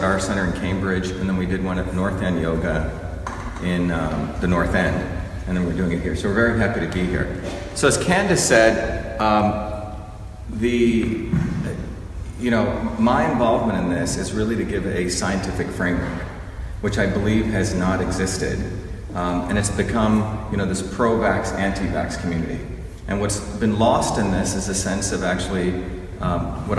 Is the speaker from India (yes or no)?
yes; India; moved away; I grew up in India where there was a caste system